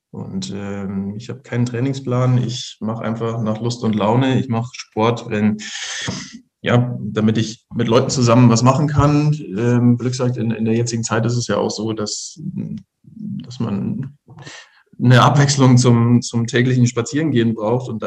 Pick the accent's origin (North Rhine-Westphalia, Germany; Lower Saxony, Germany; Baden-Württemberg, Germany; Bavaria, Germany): Bavaria, Germany; Ingolstadt; bin gebürtiger Ingolstädter, ähm, war ähm, für Ausbildungen und so weiter in, in Regensburg und München und äh, bin seit knapp zehn Jahren wieder, wieder in Ingolstadt